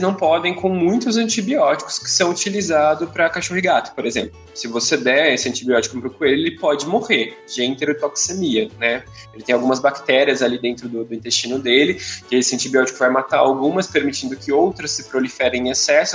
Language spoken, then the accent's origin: Portuguese; São Paulo, Brazil; eu sou de São Paulo